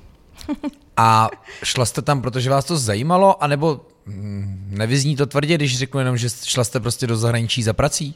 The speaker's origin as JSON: {"language": "Czech", "area": "Louny District", "region": "Ústí nad Labem Region", "country": "Czechia", "also_born_or_lived": "Most", "said": "já jsem sice jako uh, z Lounska, ale mm-hmm. byl jsem vyvrhnut v nemocnici na kraji města v Mostě"}